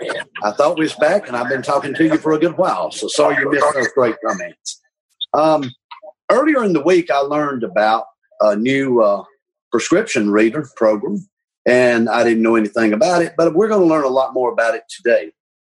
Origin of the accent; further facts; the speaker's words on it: Alabama, United States; I'm from Alabama